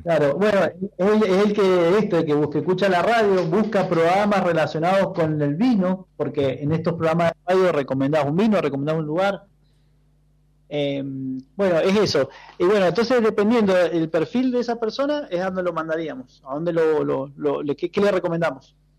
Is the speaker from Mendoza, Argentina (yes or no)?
yes; Mendoza, Argentina; yo como mendocino